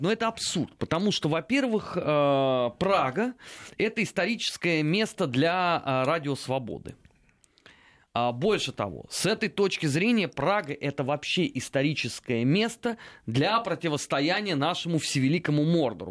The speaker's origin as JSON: {"language": "Russian", "region": "Moscow", "country": "Russia", "tie": "born or raised there", "said": "я родился и вырос э, в Москве, причем даже не в первом поколении"}